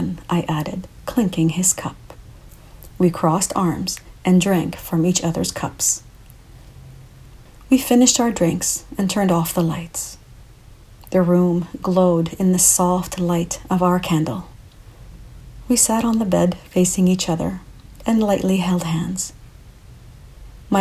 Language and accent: English; Canada; also born or lived in Lebanon (ancestry); I'm a Canadian of Lebanese origins